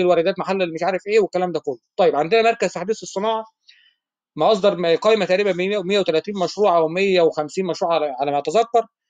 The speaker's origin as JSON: {"language": "Arabic", "country": "Egypt", "said": "احنا عندنا في مصر هنا"}